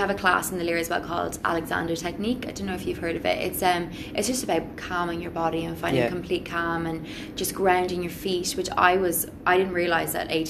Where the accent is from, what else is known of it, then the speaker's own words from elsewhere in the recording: Sligo, Connacht, Ireland; I'm from Sligo